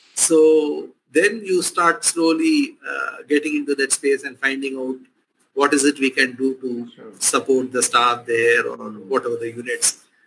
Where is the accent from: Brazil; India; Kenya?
India; Chennai, Tamil Nadu; moved away; in this place, uh, since I grew up